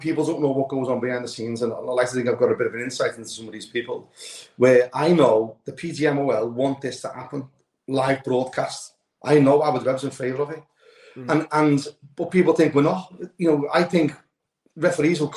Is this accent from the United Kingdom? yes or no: yes; Liverpool, North West England, United Kingdom; moved away; I don't live in Liverpool now, but born and bred in Anfield, most of my family still live there.